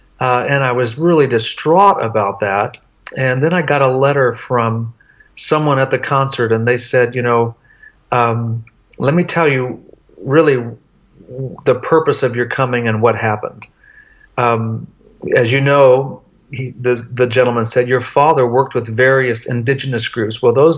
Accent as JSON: {"language": "English", "town": "Tartagal", "region": "Salta", "country": "Argentina", "tie": "born or raised there", "said": "going back to the very town that I grew up in Argentina, a little town called Tartagal. I lived there when I was 5 years old, have really good memories."}